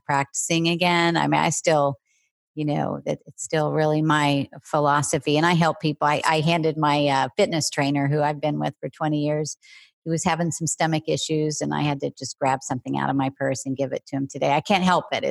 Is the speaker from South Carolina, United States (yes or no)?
no; Oklahoma, United States; I grew up in the Midwest in Oklahoma